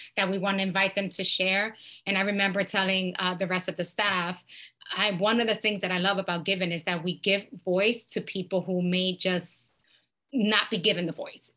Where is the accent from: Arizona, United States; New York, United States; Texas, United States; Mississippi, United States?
New York, United States; New York City; moved away; I was born and raised in New York City